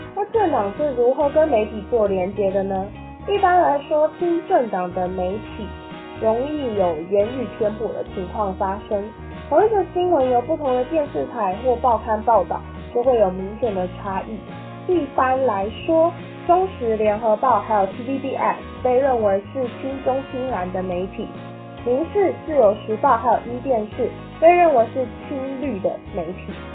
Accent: Taiwan; 像我们这种年轻人，就是从小生长大都在台湾，我自己认为， I was born in Taiwan，所以我就是，我自己认为我是一个天然族，我就是觉得台湾是一个独立的国家，我是台湾人

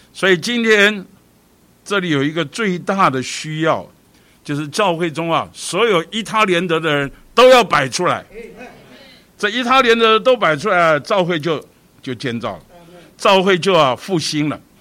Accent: Taipei, Taiwan; 我们北投啊，以往啊，是属于台北市的郊区，其实现在还是啦，比较郊，比较偏僻

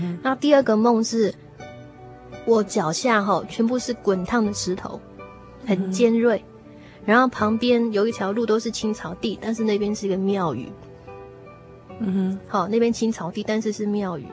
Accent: Taiwan; 我小时候在眷村长大

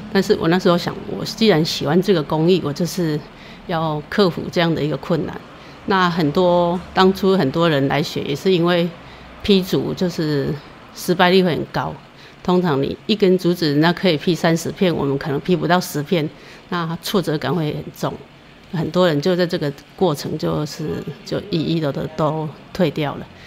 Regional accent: Lugu, Nantou County, Taiwan; moved away as an adult; now in Zhushan, Taiwan; 我是出生在南投县路谷乡的西头，那从小就是家的前后院都是竹林，所以可以说是跟竹林一起长大的

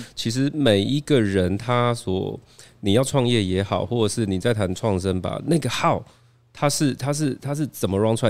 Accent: Chiayi, Taiwan; 我就是土生土长家一小孩。那大家知道我一九八四年生哦

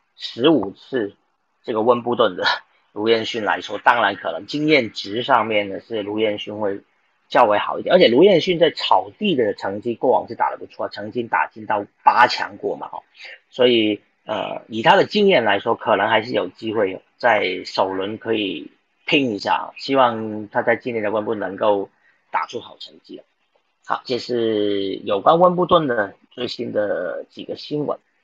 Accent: Taiwan; 我们台湾人

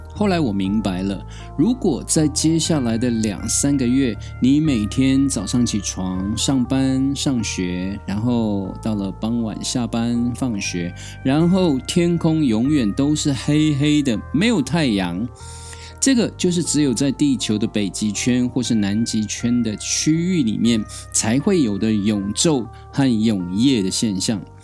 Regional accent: Taiwan; 我这样从小在山林里面长大的泰雅族孩子

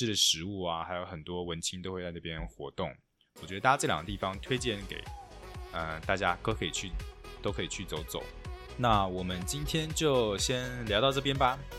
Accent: Taiwan; 然后我 always 都秒选鲜芋仙，身为台湾人还是会喜欢吃鲜芋仙。

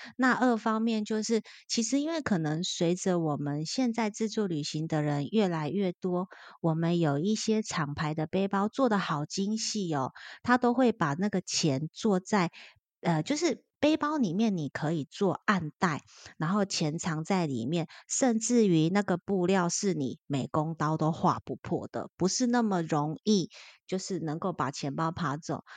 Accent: Taiwan; 超级多我们台湾人

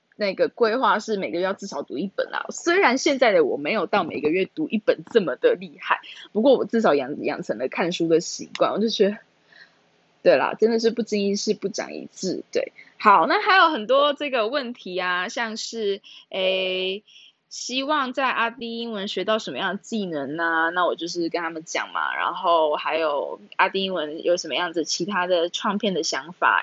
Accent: Taichung, Taiwan; also born or lived in Taipei; 我都在台北读书，可是我是台中人，对，然后我就回台中

